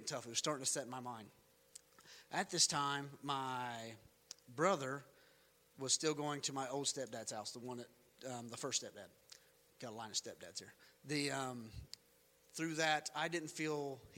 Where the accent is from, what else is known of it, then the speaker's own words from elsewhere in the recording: North Carolina, United States; We lived in North Carolina